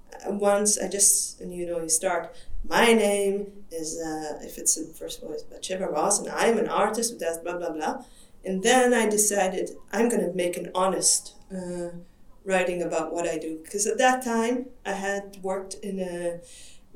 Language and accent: English; Israel; English is a second language; moved away as an adult; now in Europe; I come from Israel and I moved to Europe around 10, 12 years ago, But I worked as an artist in Israel